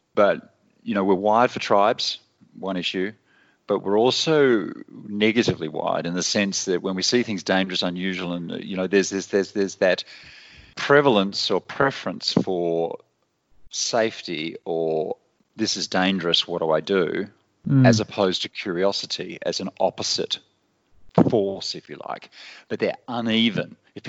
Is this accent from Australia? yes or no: yes; Australia; moved away as an adult; Well, originally, I'm Australian and I spent most of my adult life living in, other countries.